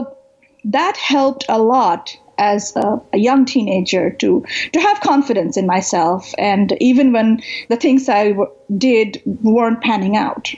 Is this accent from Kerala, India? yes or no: no; Kolkata, West Bengal, India; moved away as an adult; also born or lived in New Delhi; So I grew up, I was born in Calcutta in India, in eastern India, and I lived there for the first 18 years of my life. I left Calcutta after high school to go to college in New Delhi.